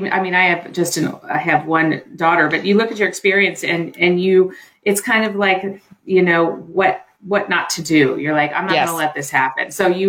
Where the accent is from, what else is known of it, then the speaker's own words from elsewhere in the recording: Columbia, Maryland, United States; I did. I grew up in Columbia, Maryland.